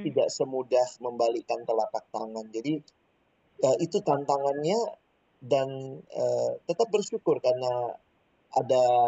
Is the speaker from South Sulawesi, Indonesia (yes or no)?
yes; Makassar, South Sulawesi, Indonesia; now in Jakarta, Indonesia; saya lahir dan besar di kota Makassar